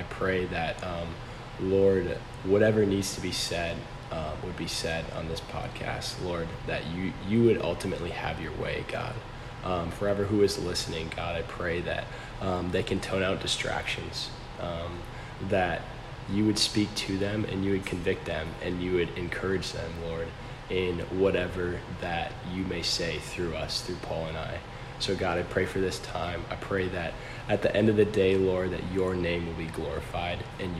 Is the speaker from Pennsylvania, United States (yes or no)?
no; Eden Prairie, Minnesota, United States; also born or lived in Arizona; I'm from Eden Prairie, Minnesota